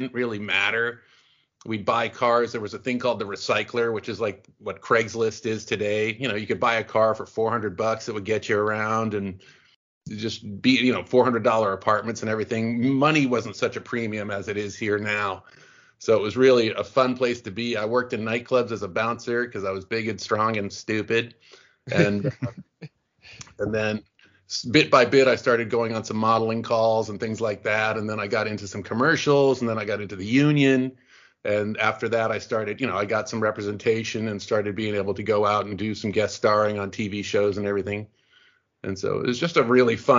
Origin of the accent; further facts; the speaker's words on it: Concord, Massachusetts, United States; moved away as an adult; also born or lived in Boston, Massachusetts; now in Los Angeles, United States; I grew up in Concord, Massachusetts